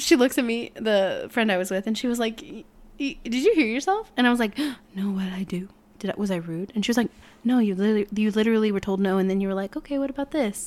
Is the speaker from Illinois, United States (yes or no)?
yes; Peoria, Illinois, United States; I was born in Peoria, Illinois